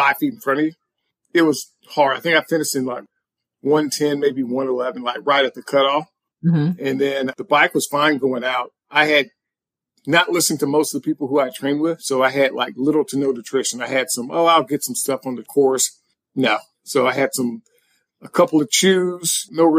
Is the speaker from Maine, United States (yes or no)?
no; Evansville, Indiana, United States; moved away; also born or lived in Kentucky; I'm from southern Indiana, a small town called Evansville, which is on the border of Kentucky and Indiana.